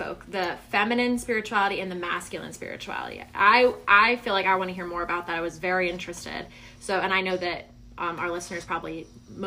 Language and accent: English; the Bible Belt, the South, United States; because we're from the Bible Belt.